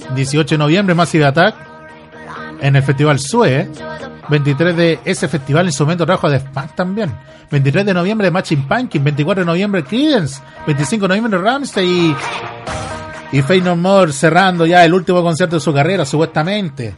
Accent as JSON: {"language": "Spanish", "country": "Chile", "said": "que vienen muchas bandas a Chile a visitarnos, eh, somos el oasis de Sudamérica"}